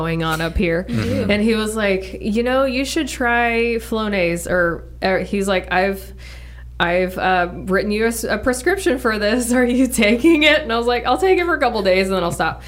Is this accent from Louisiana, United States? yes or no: yes; Louisiana, United States; I grew up in Louisiana